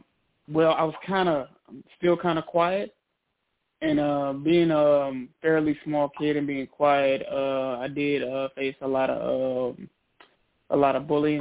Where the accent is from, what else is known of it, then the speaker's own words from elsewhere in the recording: Trenton, New Jersey, United States; I was born in Trenton, New Jersey, and that's where I spent most of my adolescent years. I have to say, growing up, in New Jersey, well, in Trenton, it was pretty rough. Had it kind of hard.